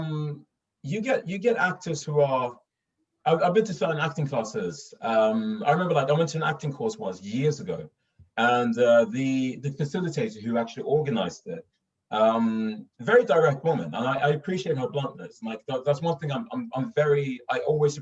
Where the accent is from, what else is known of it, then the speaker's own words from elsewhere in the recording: Stockholm, Stockholm County, Sweden; accent: Stockholm; moved away as an adult; now in London, United Kingdom; I'm from Stockholm. I grew up in Stockholm